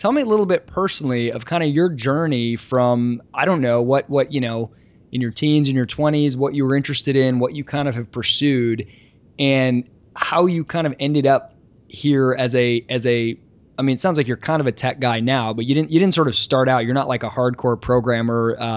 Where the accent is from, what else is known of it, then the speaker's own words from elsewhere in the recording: Kalamazoo, Michigan, United States; I'm from Kalamazoo, so the same neck of the woods.